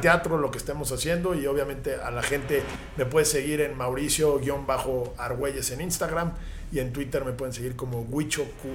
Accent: Mexico

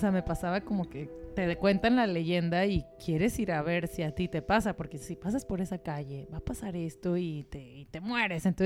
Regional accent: Argentina; de Argentina.

